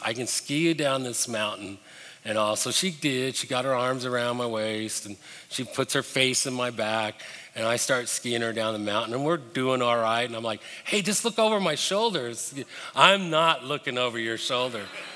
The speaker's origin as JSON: {"language": "English", "town": "Denver", "region": "Colorado", "country": "United States", "tie": "born or raised there", "also_born_or_lived": "Birmingham, Alabama", "moved": "yes", "said": "I was pretty excited growing up in Denver. I had grown up most of my life skiing"}